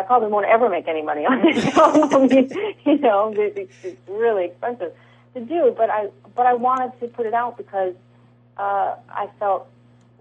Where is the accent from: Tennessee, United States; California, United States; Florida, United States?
California, United States; I'm from California.